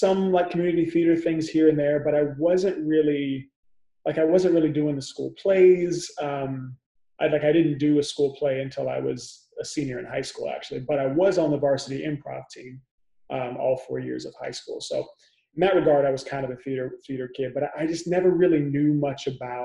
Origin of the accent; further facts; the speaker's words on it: Benicia, California, United States; now in New York City, United States; Benicia is a tiny little town in Northern California, the East Bay area. It's about like an hour outside of San Francisco. And, you know, it was a cool place to grow up